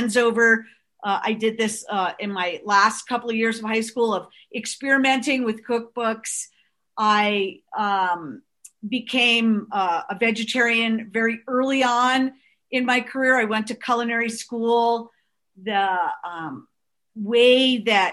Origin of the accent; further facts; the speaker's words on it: North Shore of Long Island, New York, United States; we grew up on the North Shore of Long Island